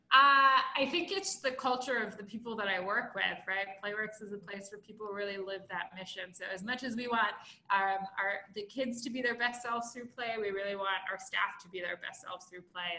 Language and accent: English; Baltimore, Maryland, United States; I'm from Baltimore